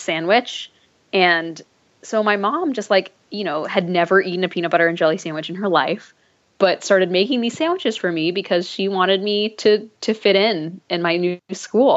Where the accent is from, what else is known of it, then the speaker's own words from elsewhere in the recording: Dallas, Texas, United States; also born or lived in New Hampshire / Grapevine, Texas; we moved to Grapevine first, which is sort of a suburb outside of Dallas. And then we moved to Dallas proper when I was like around 7 or 8 years old.